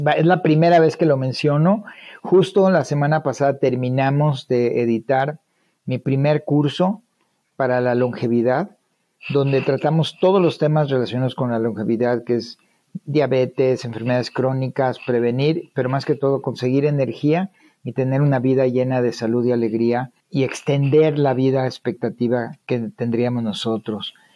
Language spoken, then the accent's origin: Spanish; Monterrey, Nuevo León, Mexico; now in United States; los que somos de Monterrey